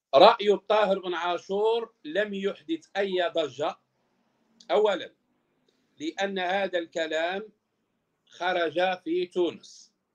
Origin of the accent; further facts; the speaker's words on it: Morocco; احنا عندنا في المغرب